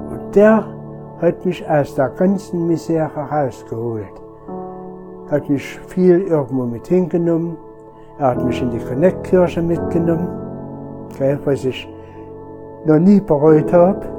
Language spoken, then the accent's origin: German; Arnstadt, Thuringia, Germany; born there; Ich bin gebürtiger Arnstädter, schon 73 Jahre lang.